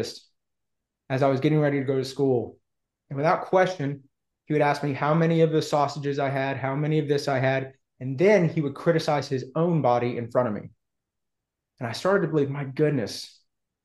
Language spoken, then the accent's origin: English; Houston, Texas, United States; also born or lived in Austin, Texas; I was born in Texas in 1982. I am a sixth or seventh generation Houstonian. So I grew up both Texan and Jewish